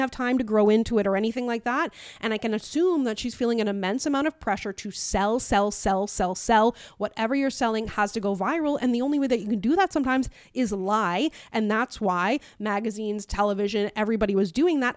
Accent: Newfoundland and Labrador, Canada; I'm black and from Newfoundland

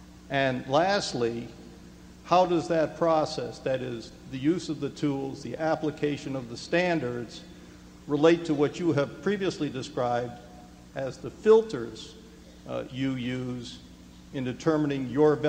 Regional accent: Boulder, Colorado, United States; from Boulder, Colorado

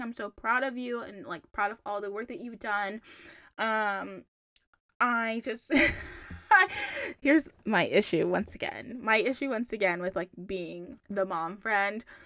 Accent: Charlotte, North Carolina, United States; moved away as an adult; now in Boston, United States; I'm from Charlotte. Like I love Charlotte. I rep Charlotte so hard. Obviously, I moved from Charlotte

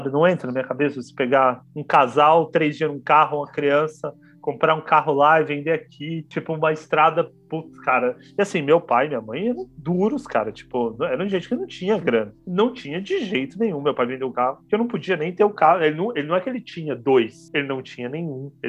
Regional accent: Belém, Pará, Brazil; born there; nasci em Belém parar Pará.

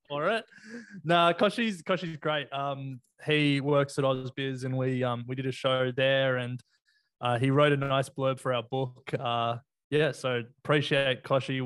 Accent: Sydney, New South Wales, Australia; also born or lived in Canberra / Melbourne; I grew up in Sydney

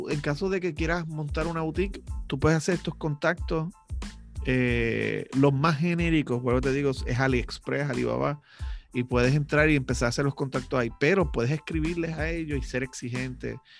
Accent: Lares, Puerto Rico; born there; yo vivo en Lares, Castañel, ahí fue donde yo nací. Y este, aquí no hay nada.

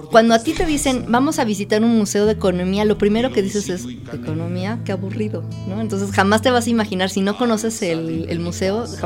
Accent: Mexico City, Mexico; yo soy de la Ciudad de México, estudié como ya contaste economía

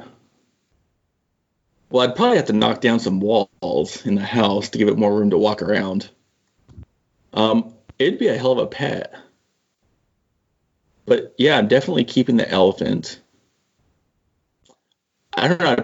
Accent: Seattle, Washington, United States; I'm from like the Pacific Northwest, the Seattle area

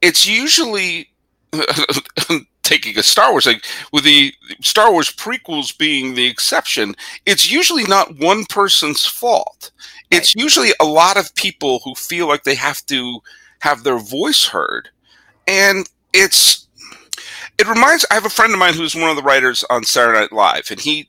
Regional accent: Massachusetts, United States; also born or lived in Geneva, Switzerland; my family in 1981, because of my dad's job, we moved from Massachusetts to Switzerland for 2 years

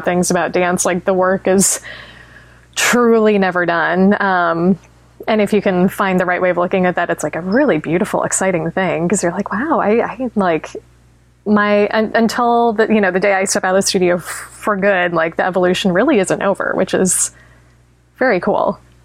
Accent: Tucson, Arizona, United States; growing up in Tucson

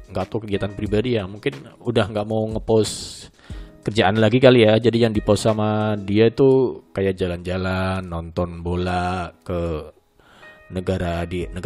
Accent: Sumatra, Indonesia; Nah ternyata ada senior gue juga orang Sumatera, Jambi gitu tepatnya

